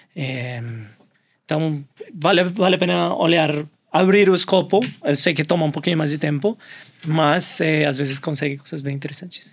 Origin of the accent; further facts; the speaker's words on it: Colombia; Portuguese is a second language; moved away as an adult; now in Brazil; Eu sou colombiano. vamos se acostumar com o meu sotaque estou aqui